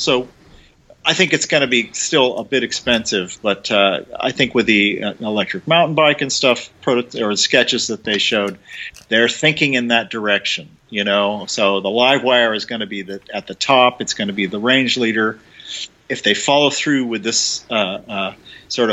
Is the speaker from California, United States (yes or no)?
yes; Stockton, California, United States; I grew up in Stockton in the 60s.